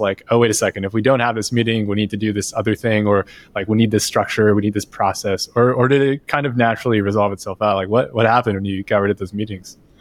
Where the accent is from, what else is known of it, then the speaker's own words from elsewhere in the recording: United States; as an American.